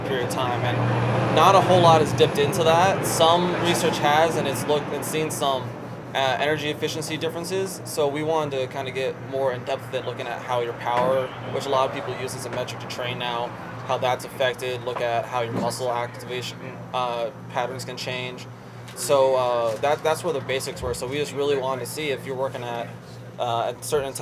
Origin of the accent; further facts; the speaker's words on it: Las Vegas, Nevada, United States; I'm born and raised in Las Vegas.